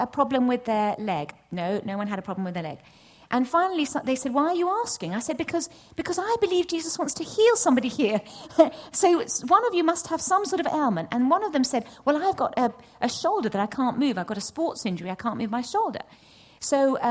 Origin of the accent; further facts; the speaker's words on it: Nottingham, East Midlands, United Kingdom; I'm from Nottingham.